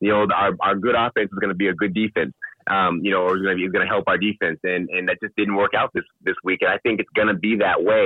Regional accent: Bremerton, Washington, United States; I was born and raised in Bremerton, Washington, just across the water from Seattle.

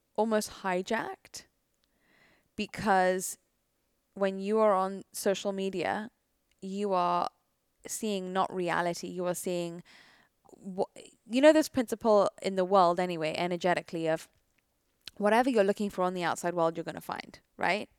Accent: United Kingdom; I am British

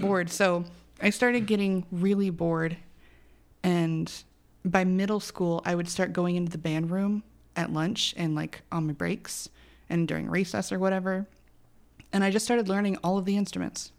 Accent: Arizona, United States; my mom was born here, I was born here.

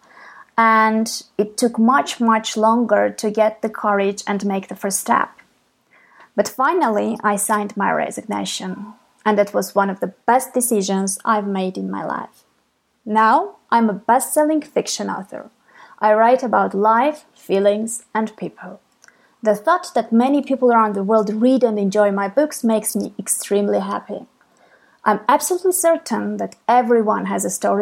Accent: Armenia; I'm from Armenia

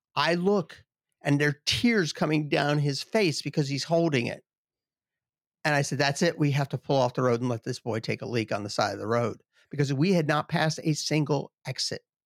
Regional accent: Southeast, United States; moved away as an adult; also born or lived in western Michigan; I grew up in the Southeast

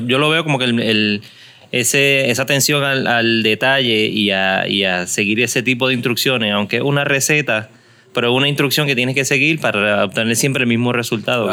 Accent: Caguas, Puerto Rico; also born or lived in San Juan; Pero donde me crié, en Cagua

